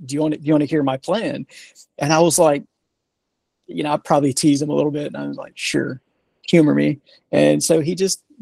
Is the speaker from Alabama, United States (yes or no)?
yes; Sims, Alabama, United States; moved away as an adult; also born or lived in South Korea; now in Huntsville, United States; born and raised in a small town in the south part of Alabama down near the Gulf Coast in Mobile County. The city is called Sims.